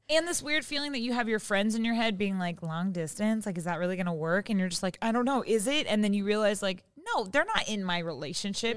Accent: Seattle, Washington, United States; now in Los Angeles, United States; I'm from Seattle and I live

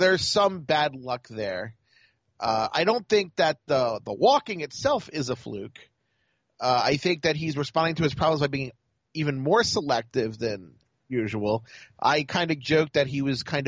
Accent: Baltimore, Maryland, United States; I'm from Baltimore

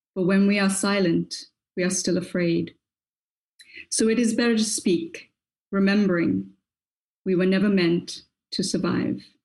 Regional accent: South Africa; I am a South African Black woman and woman of color

